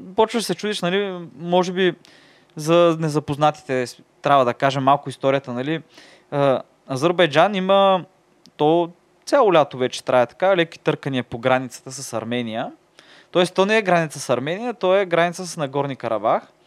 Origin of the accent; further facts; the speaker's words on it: Tsarevo, Burgas Province, Bulgaria; от кой град си, аз винаги как, нали, ми Царево